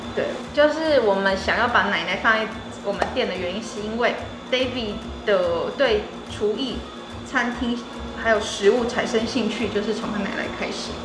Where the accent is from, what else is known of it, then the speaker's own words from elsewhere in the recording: Taiwan; 土生土长的台湾人